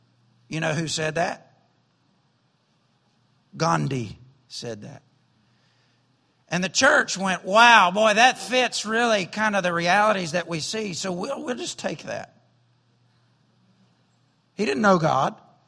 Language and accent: English; the South, United States; And I grew up in the South, and we have hollering preachers in the South.